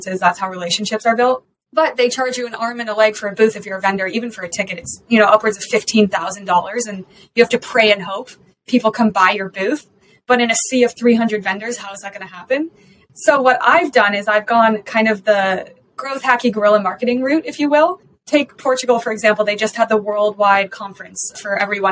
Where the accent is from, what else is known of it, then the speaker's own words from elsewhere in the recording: Colorado, United States; I'm also from Colorado, a local female founder